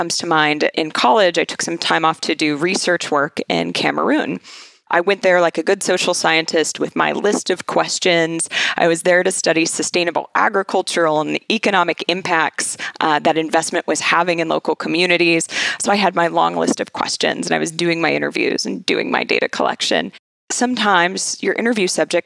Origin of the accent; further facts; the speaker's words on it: Kansas, United States; I was born and raised in Kansas